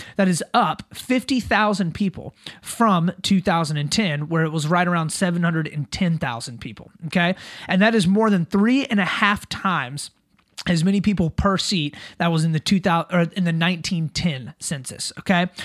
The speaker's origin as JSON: {"language": "English", "region": "South Carolina", "country": "United States", "tie": "born or raised there", "said": "my home state of South Carolina"}